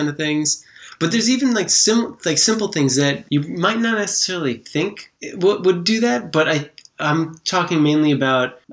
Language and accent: English; Long Island, New York, United States; I grew up on Long Island